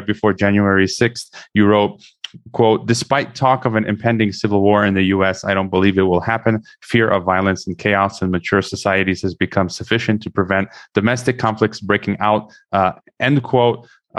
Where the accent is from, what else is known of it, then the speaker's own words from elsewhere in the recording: United States; also born or lived in Kazakhstan; myself as an American